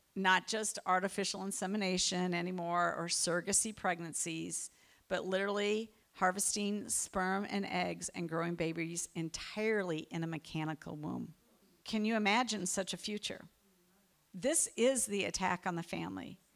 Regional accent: United States; as an American

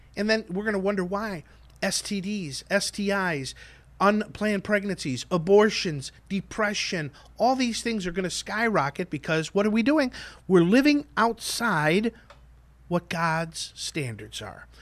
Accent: Chicago, Illinois, United States; I grew up in Chicago

